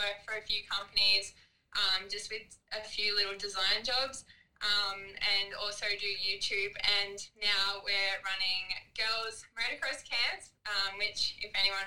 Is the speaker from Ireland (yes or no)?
no; Snowy Mountains, New South Wales, Australia; now in Gold Coast, Australia; I live in the Gold Coast, Australia. Originally, I'm from the Snowy Mountains in New South Wales. I grew up racing motocross since I was five.